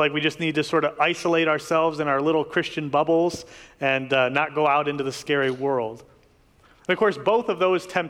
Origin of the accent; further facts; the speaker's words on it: Detroit, Michigan, United States; now in Lansing, United States; I grew up in the Detroit area